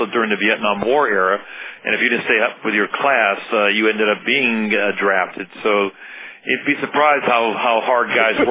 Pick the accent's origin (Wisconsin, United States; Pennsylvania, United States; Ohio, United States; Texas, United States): Pennsylvania, United States; Johnstown; also born or lived in Virginia; I grew up in Johnstown, PA.